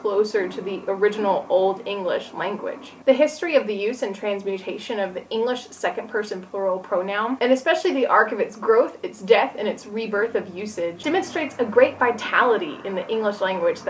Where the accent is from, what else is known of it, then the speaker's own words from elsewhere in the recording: Tennessee, United States; I'm from Tennessee, which is in the southern part of the United States.